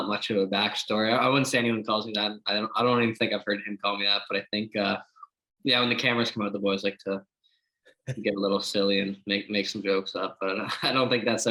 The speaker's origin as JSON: {"language": "English", "town": "Port Williams", "region": "Nova Scotia", "country": "Canada", "said": "I'm from Port Williams. It's 3 or 4 minutes from Wolf Hill."}